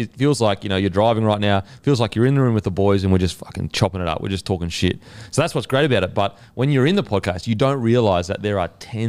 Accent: Australia; And because we're Aussie, we don't know it.

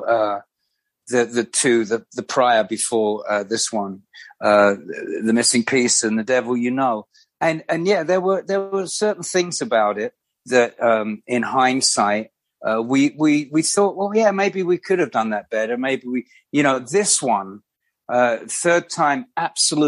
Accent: London, United Kingdom; when I was like growing up in London

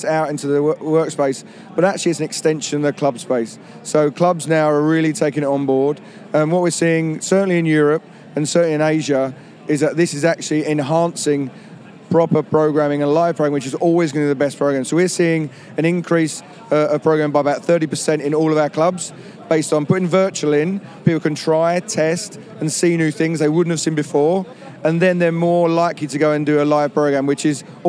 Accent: London, United Kingdom; I'm actually from London, but trade over here in the US as well

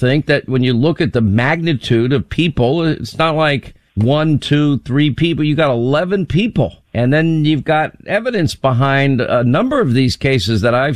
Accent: Long Island, New York, United States; moved away as an adult; also born or lived in Rhode Island / California / Alabama / Georgia; I grew up in Long Island

